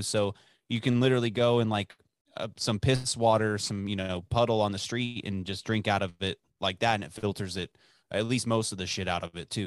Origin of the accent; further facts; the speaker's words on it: Dallas, Texas, United States; growing up in Dallas